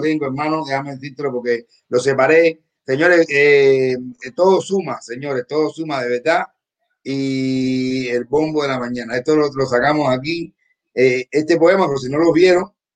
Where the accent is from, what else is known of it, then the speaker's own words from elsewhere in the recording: Cuba; soy cubano